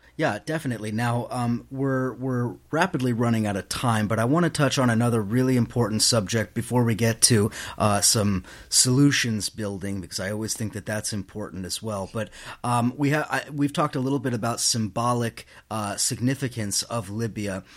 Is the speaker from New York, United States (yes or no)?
yes; New York City, New York, United States; I come from New York City where bullshit is equally important